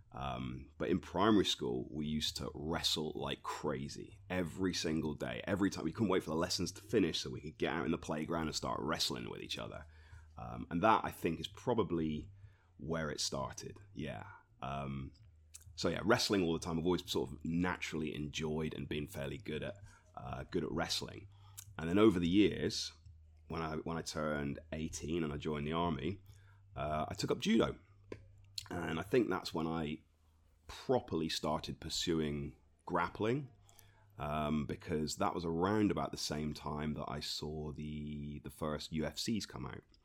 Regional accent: Torquay, South West England, United Kingdom; also born or lived in Reading; I was born in Torbay, um, so I've, I've lived here most of my life. I spent a couple of years away in Reading

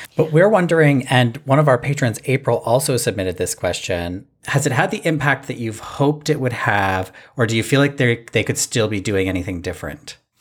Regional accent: Canada; from my hometown here

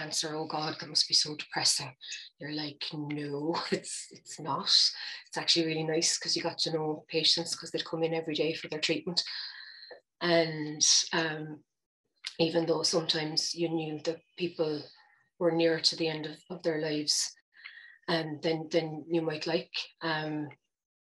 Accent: Cork, Munster, Ireland; moved away as an adult; now in Galway, Ireland; I'm originally from Cork, but if you asked me, I'd say I was from Galway

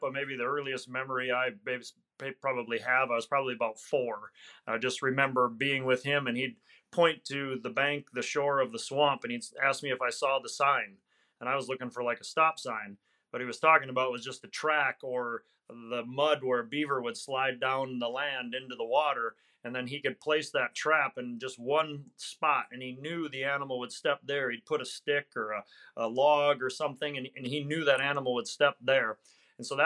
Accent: Wisconsin, United States; Wisconsin, Northwest Wisconsin.

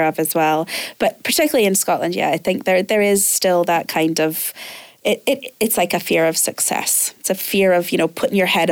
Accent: Canada; now in Glasgow, United Kingdom; I'm originally Canadian

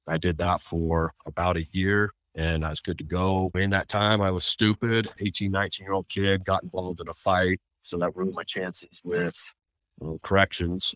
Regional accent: Washington, United States; now in Utah, United States; I grew up in Washington State in a little farm town and then moved here

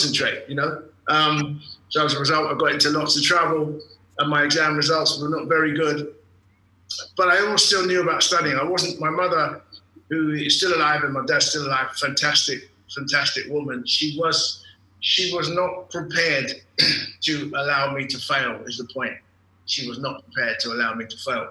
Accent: London, United Kingdom; I was born and raised in England, London, England, Golders Green, actually, right in the heart of the Jewish community.

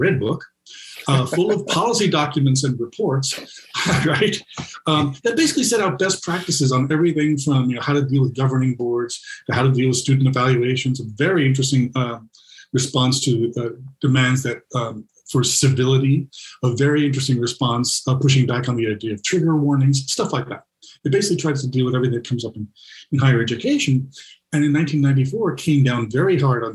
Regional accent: New York City, New York, United States; I grew up in New York City public schools.

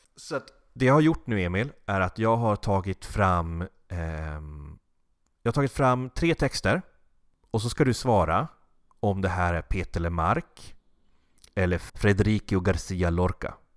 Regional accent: Norrland, Sweden; med min norrländska bakgrund

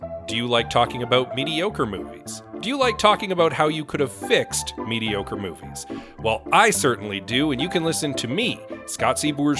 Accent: Canada; We're Canadians and we can handle a little cold.

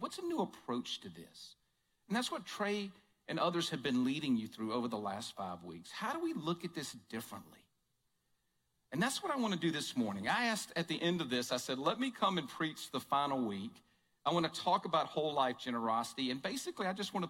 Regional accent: Jackson, Mississippi, United States; moved away as an adult; also born or lived in Tupelo, Mississippi; now in Kansas City, United States; I grew up right outside of Jackson, Mississippi

